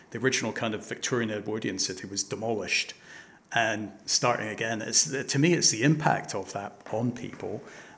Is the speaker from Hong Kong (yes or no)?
yes; Hong Kong; I was brought up in Hong Kong